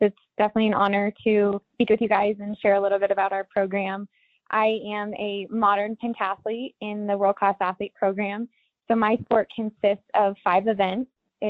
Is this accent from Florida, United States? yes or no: no; Colorado, United States; growing up in Colorado